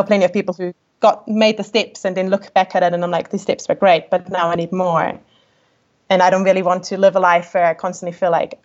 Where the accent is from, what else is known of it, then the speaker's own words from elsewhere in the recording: Austria; English is a second language; moved away as an adult; now in New Zealand; growing up in Austria, like, you know, we have a very kind of German culture